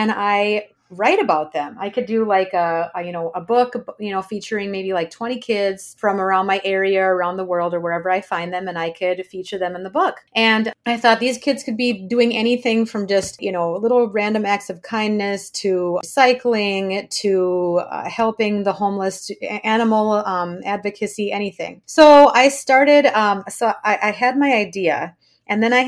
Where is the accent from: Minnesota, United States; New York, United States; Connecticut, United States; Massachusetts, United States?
Minnesota, United States; Blaine; I was born and raised in Blaine, Minnesota, and I now live about a half hour north of Minneapolis